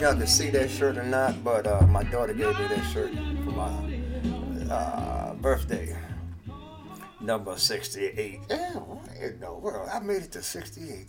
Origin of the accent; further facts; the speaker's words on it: United States; as African American people